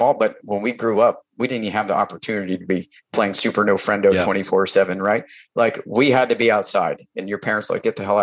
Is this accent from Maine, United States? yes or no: yes; Maine, United States; now in Fort Bragg, United States; I grew up in New England, you know, pretty traditional town, traditional family